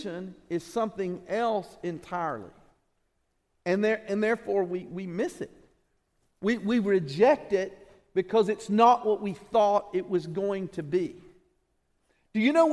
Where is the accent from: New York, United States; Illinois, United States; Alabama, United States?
Alabama, United States; we're from Alabama